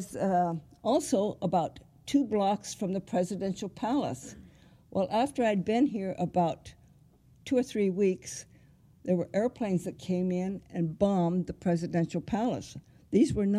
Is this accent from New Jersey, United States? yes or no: no; Hebron, Nebraska, United States; moved away as an adult; also born or lived in Lincoln, Nebraska / Hawaii / Vietnam; I was born in Nebraska near Hebron and went to the university in Lincoln